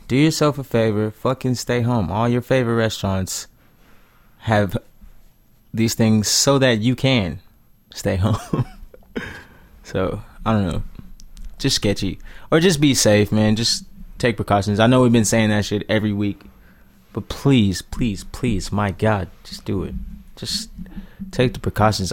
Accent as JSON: {"language": "English", "country": "United States", "said": "I'm an American man"}